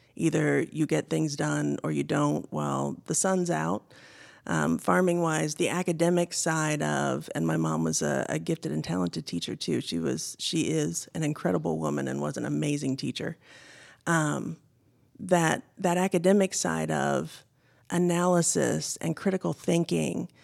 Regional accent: Indiana, United States; I grew up in Indiana. I'm a Midwestern girl, born and raised

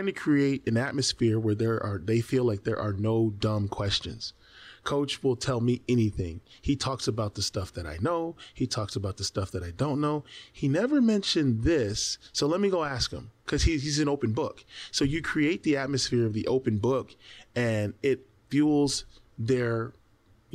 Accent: United States; as an American basketball player

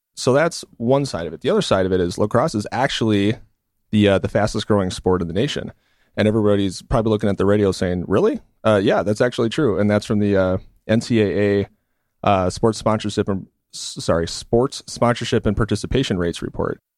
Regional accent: Milwaukee, Wisconsin, United States; also born or lived in California; I grew up in Milwaukee as well

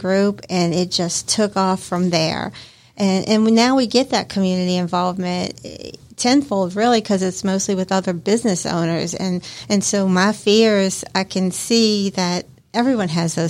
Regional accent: New Orleans, Louisiana, United States; moved away; So I'm from New Orleans, and I come from a long family of chefs and cooks.

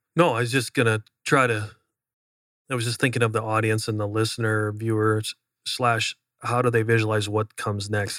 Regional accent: Upper Midwest, United States; moved away; I was from the Upper Midwest

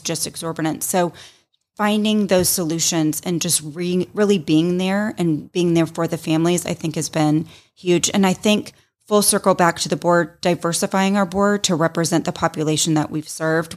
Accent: Roswell, Georgia, United States; also born or lived in Tennessee; So I grew up here in the Roswell, North Fulton area.

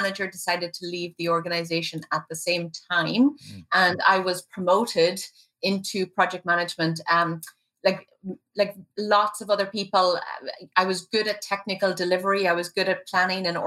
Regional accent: Ireland; moved away as an adult; now in Vermont, United States; I moved to Vermont about 16 years ago, and I actually grew up in Ireland.

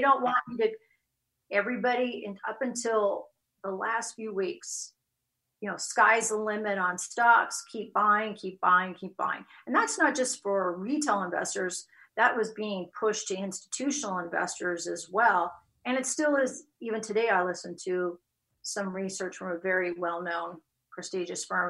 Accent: West Coast, United States; moved away as an adult; also born or lived in Chicago; now in Texas, United States; born and raised on the West Coast

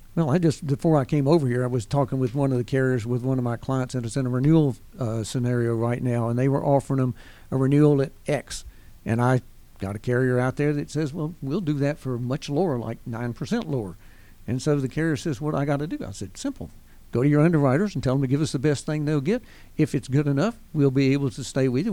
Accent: Winston-Salem, North Carolina, United States; moved away as an adult; also born or lived in Pensacola, Florida; now in Gwinnett County, United States; born and raised in Winston-Salem, North Carolina

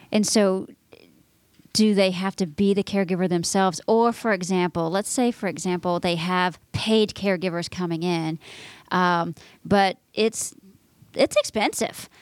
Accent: Texas, United States; moved away; My home state

